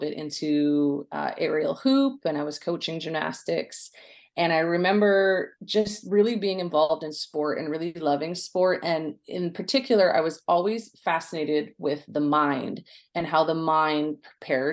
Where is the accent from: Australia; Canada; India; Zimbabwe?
Canada; Coquitlam, British Columbia; I grew up in Coquitlam, British Columbia, out west, and grew up in the city.